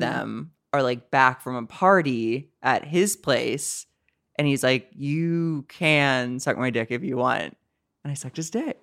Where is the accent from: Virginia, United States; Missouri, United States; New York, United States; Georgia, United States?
Missouri, United States; St. Louis; moved away as an adult; now in Los Angeles, United States; I'm from the Midwest, Saint Louis, Missouri